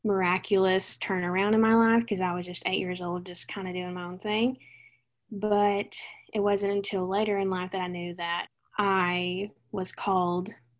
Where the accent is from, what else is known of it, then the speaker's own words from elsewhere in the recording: Jamestown, Tennessee, United States; moved away as an adult; also born or lived in Nashville, Tennessee / Coastal Carolina University, South Carolina; I was born in Nashville, raised in Jamestown, little bitty town in the middle of nowhere in Tennessee